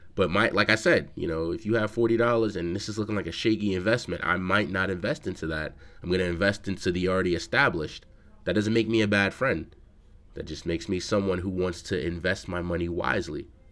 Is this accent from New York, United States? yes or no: yes; New York City, New York, United States; I'm from the Bronx